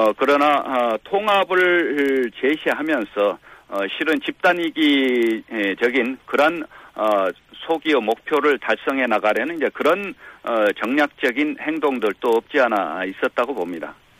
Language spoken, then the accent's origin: Korean; Gwangju, South Korea; 저도 어, 광주 출신입니다만은